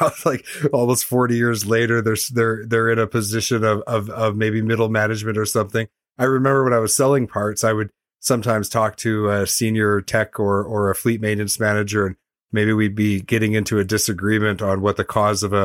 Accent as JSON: {"language": "English", "country": "Canada", "also_born_or_lived": "Vancouver, Canada", "said": "as a Canadian, and I used to live in Vancouver and sell parts"}